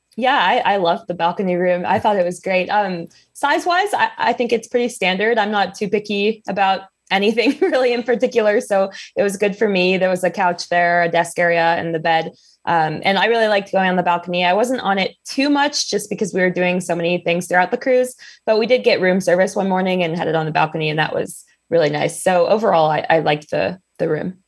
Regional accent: Ohio, United States; I grew up in Ohio

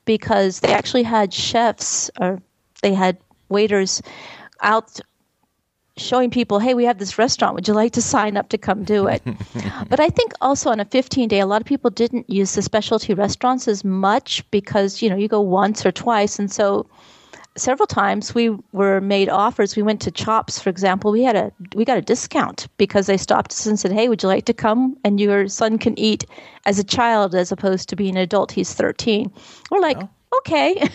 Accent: Texas, United States; We're from Texas

